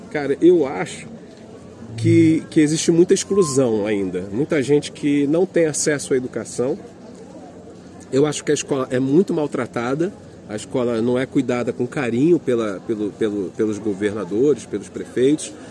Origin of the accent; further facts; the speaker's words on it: Fortaleza, Ceará, Brazil; born there; Fortaleza, onde eu nasci, é, Maranhão, que eu conheci agora, os lençóis maranhenses, Recife, Olinda, Pernambuco, Maceió. É, o Nordeste é o meu quintal, tá aí.